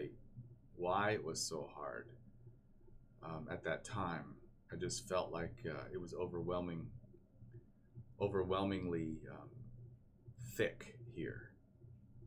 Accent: Keller, Texas, United States; I grew up in Keller, Texas, which is outside of Dallas and Fort Worth.

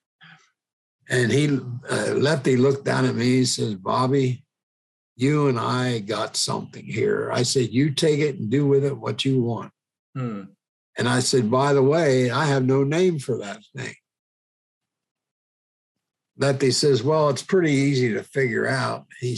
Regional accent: Royalton, Pennsylvania, United States; my hometown, a little town of Royalton

